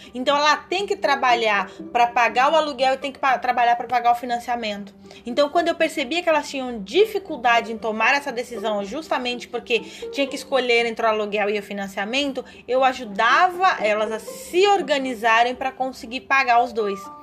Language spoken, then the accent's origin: Portuguese; São Paulo, Brazil; moved away; eu venho de São Paulo